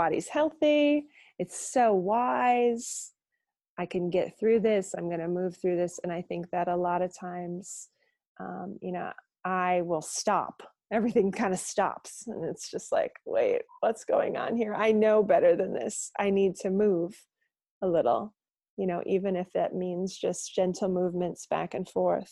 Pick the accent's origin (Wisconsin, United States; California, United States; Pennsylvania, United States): Wisconsin, United States; moved away as an adult; also born or lived in Portland; being that I'm from Wisconsin, it's very strong drinking culture here. And I grew up drinking pretty young